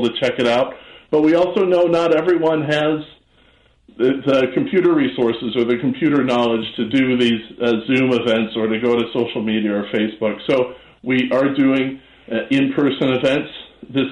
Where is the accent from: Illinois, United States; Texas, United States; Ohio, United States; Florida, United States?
Illinois, United States; Chicago; I grew up in Hyde Park. I grew up in Chicago.